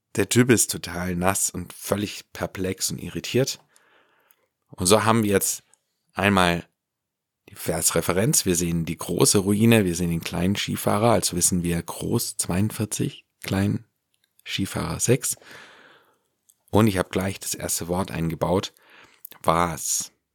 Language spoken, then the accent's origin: German; Ländle, Baden-Württemberg, Germany; hier bei uns im Ländle